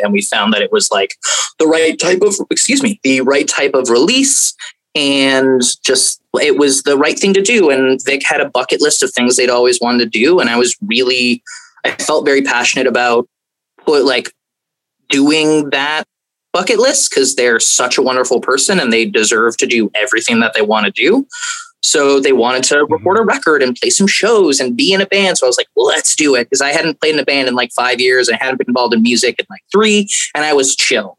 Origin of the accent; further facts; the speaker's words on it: Fort Lauderdale, Florida, United States; also born or lived in King City, Ontario, Canada; I grew up in Fort Lauderdale, Florida.